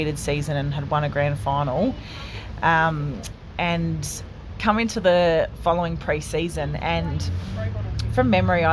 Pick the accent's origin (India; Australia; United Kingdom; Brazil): Australia; Rennie, New South Wales; also born or lived in Yarrawonga; I come from Rennie, and all our family do, like, we played there